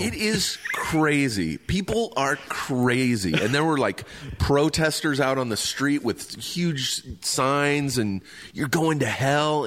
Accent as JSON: {"language": "English", "town": "Riverside", "region": "California", "country": "United States", "tie": "born or raised there", "said": "I grew up grew up in Riverside"}